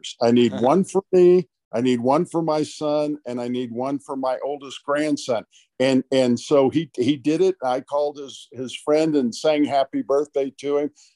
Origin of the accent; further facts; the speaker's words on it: Batavia, Illinois, United States; moved away; back in Batavia, Illinois, my hometown